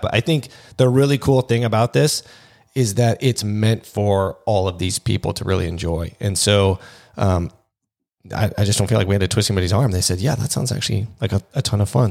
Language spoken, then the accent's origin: English; Pacific Northwest, United States; moved away as an adult; also born or lived in Seattle; now in California, United States; I'm actually from the Pacific Northwest originally. So I lived there most of my life.